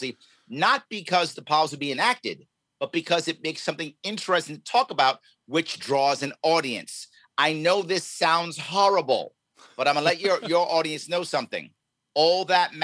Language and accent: English; New York City, New York, United States; born and raised in New York City, raised in the Bronx across from Yankee Stadium as a little kid